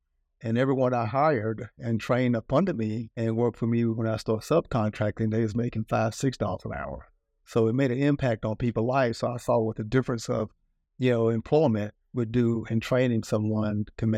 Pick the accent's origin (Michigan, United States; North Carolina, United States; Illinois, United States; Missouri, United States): North Carolina, United States; I come from North Carolina, real terrible place, you know, mom, eight kids, single parent, dirt road, grew up poor, working three jobs.